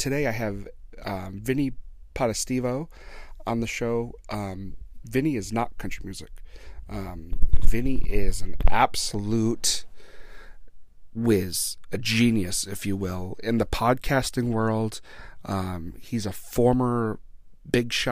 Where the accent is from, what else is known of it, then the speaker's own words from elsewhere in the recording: Blackstone, Massachusetts, United States; right here in my hometown of Blackstone, Massachusetts